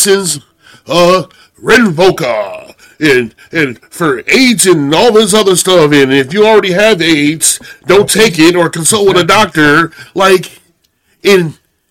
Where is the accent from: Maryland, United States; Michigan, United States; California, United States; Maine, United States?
Michigan, United States; Holland; I've been growing up in Holland, Michigan